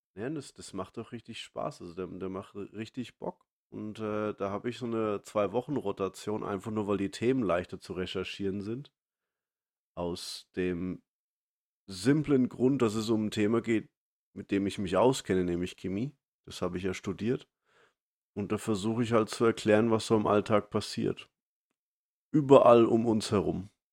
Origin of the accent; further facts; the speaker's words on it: Germany; moved away; als Deutscher, der im Ausland lebe